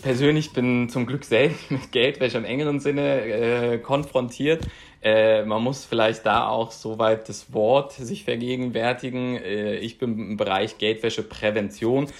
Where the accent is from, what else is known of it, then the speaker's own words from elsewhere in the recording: Berlin, Germany; Aus Berlin